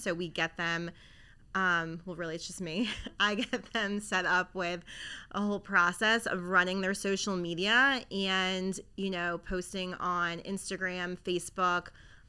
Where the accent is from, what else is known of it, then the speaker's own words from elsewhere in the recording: Baltimore, Maryland, United States; I am from, born and raised in Baltimore.